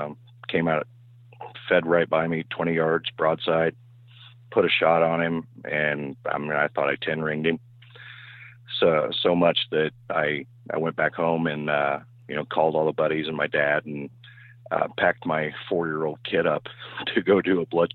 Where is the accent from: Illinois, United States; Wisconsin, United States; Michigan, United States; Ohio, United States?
Illinois, United States; I'm from West Central Illinois.